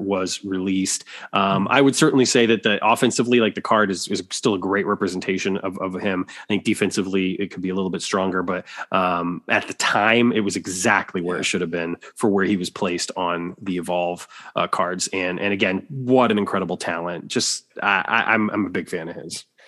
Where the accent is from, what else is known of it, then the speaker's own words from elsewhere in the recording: Waterloo, Iowa, United States; my hometown of Waterloo, Iowa